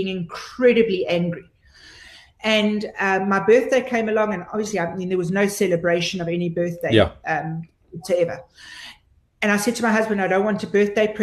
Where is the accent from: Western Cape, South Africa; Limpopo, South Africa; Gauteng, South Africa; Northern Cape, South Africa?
Gauteng, South Africa; Pretoria; in Pretoria. You know, you don't get much more South African than that. I mean, listen to the way I talk.